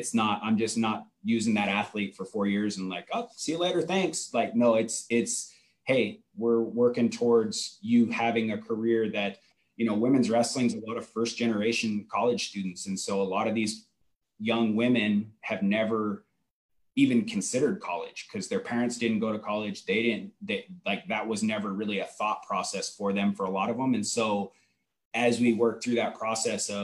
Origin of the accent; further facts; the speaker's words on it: Oregon, United States; moved away as an adult; now in Indiana, United States; I'm an Oregon kid. So Indiana's a long way from original home. But this is home now, but I grew up in Oregon